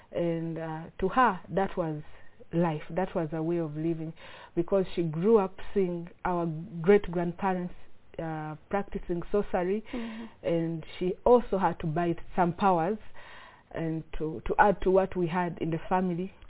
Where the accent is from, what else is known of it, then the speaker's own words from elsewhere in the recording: Uganda; I'm from Uganda